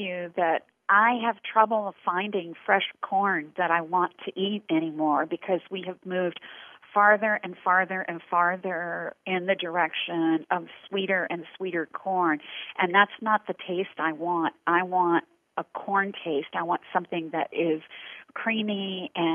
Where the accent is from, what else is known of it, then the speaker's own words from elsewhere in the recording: Corbin, Kentucky, United States; the town that I grew up in Corbin, Kentucky